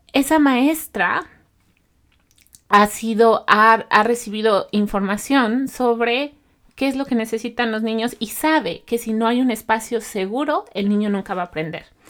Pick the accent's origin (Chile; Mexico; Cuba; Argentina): Mexico; now in Canada; yo soy mexicana